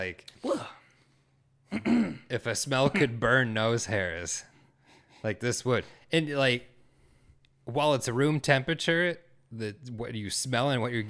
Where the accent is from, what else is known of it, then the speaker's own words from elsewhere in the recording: Minnesota, United States; We're from Minnesota, so don't be too critical of us.